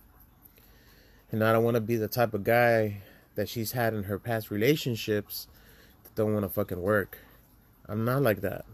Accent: Laredo, Texas, United States; moved away as an adult; I'm from Laredo, Texas. It's a border town

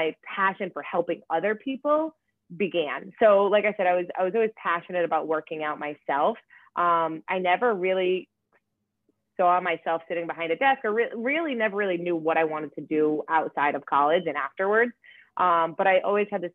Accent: Rhode Island, United States; moved away; also born or lived in Hoboken, New Jersey / Los Angeles / Boston; I'm from Rhode Island

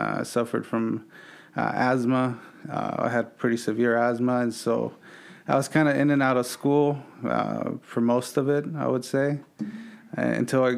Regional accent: Los Angeles, California, United States; born and raised in the San Fernando Valley

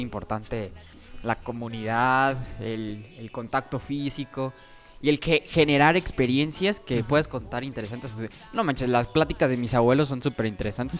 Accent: Mexico

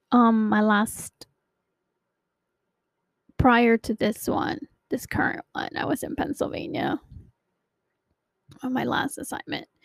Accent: Philippines; now in United States; Anyway, so um, I hail from Maryland, but I'm originally from the Philippines.

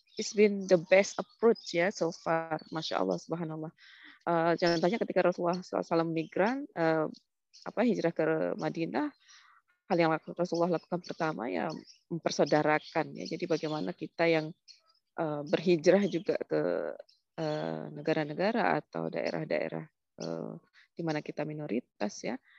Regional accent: Lombok, West Nusa Tenggara, Indonesia; moved away as an adult; now in Sydney, Australia; dulu datang dari Lombok karena memang asli Lombok.

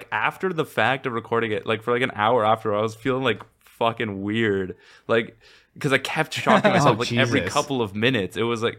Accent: Canada; I'm Canadian.

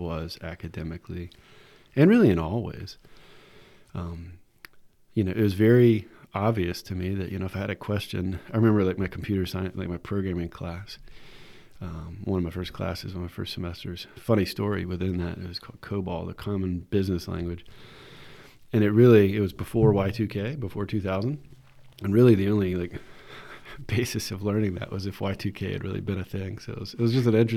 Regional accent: Winston-Salem, North Carolina, United States; also born or lived in Virginia; I'm from Winston-Salem, I'm kind of getting back to the area

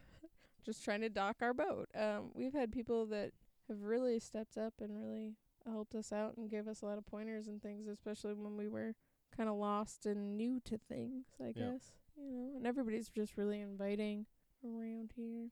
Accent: Michigan, United States; moved away as an adult; now in Skagway, United States; We are both from Michigan. We moved here

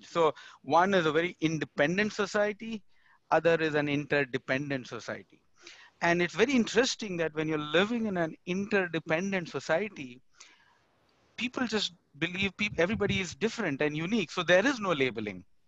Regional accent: India; moved away as an adult; now in United States; I moved from India to US

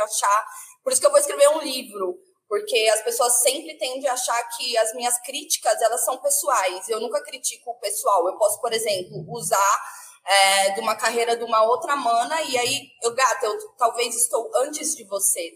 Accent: Brazil; a minha, minha essência ela vem da Zona Oeste

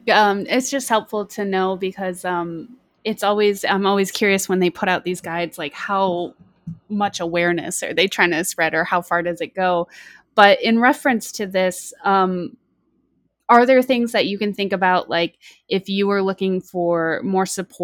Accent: Michigan, United States; Yeah, I'm originally from Michigan, so a lot of whitefish and stuff up there

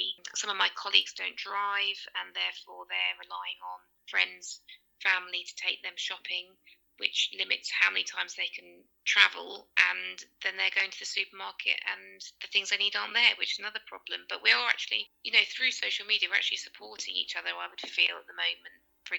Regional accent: Leicester, East Midlands, United Kingdom; I'm from Leicester in England and I'm a teacher.

